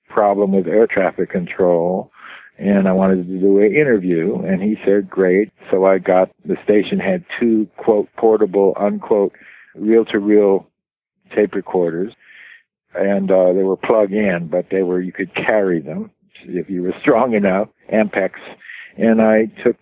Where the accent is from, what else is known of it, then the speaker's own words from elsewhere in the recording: Los Angeles, California, United States; I was born in Los Angeles in California Hospital